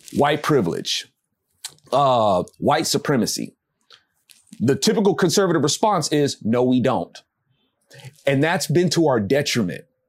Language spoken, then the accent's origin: English; United States; I'm an American